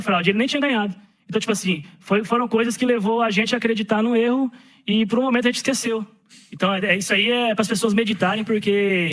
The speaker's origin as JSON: {"language": "Portuguese", "country": "Brazil", "said": "eu sou brasileiro"}